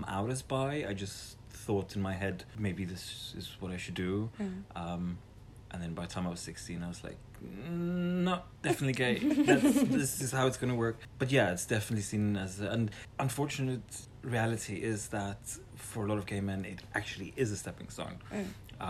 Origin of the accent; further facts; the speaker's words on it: South Africa; now in Netherlands; I'm South African, now living in the Netherlands.